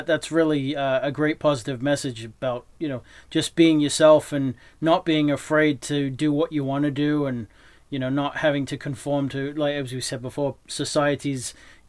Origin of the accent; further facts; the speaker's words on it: England, United Kingdom; born there; also born or lived in New Hampshire; now in Texas, United States; obviously I was born in England, I moved to New Hampshire, and then I'm down here in Texas